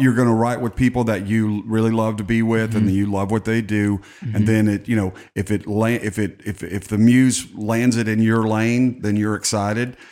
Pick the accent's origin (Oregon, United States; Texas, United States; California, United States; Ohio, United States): Texas, United States; I grew up in Texas